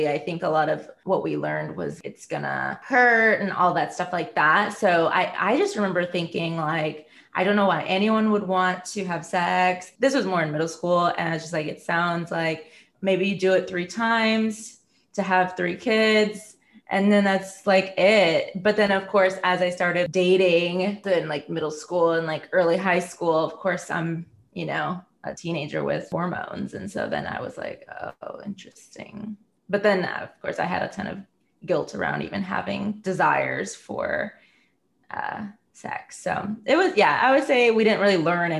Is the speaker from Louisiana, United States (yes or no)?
no; Hinsdale, Illinois, United States; I grew up in the Midwest, in a suburb outside of the city of Chicago, called Hinsdale